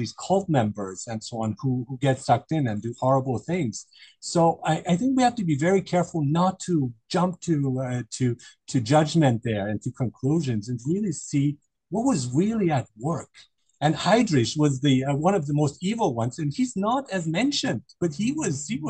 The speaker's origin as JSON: {"language": "English", "country": "Germany", "tie": "born or raised there", "said": "I grew up in Germany, so I'm quite familiar with German culture"}